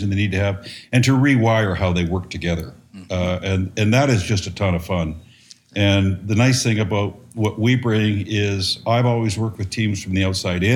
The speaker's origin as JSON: {"language": "English", "town": "Calgary", "region": "Alberta", "country": "Canada", "tie": "born or raised there", "moved": "yes", "lives_now": "United States", "said": "I'm a Canadian, born and raised in Calgary, Alberta, Canada. Spent a lot of time here in the U.S., where I am now."}